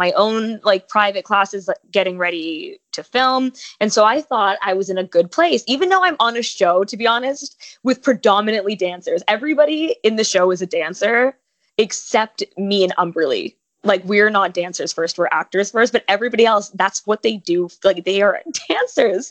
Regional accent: Toronto, Ontario, Canada; moved away as an adult; now in Los Angeles, United States; so I was born in LA, but I was raised in Toronto

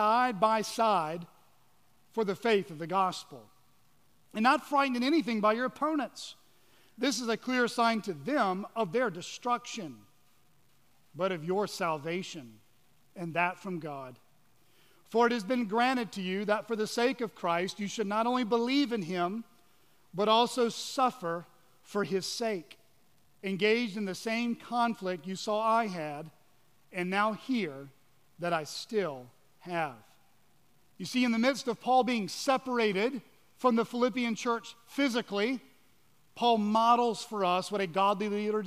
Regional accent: Georgia, United States; moved away; also born or lived in Washington, D.C.; I'm actually from Georgia

